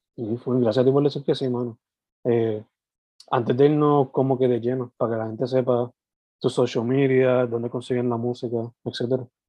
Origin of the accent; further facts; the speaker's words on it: Sabana Grande, Puerto Rico; now in San Juan metro area, Puerto Rico; yo soy original de Sabana Grande, que es el sureste, suroeste, y ahora viviendo en la metro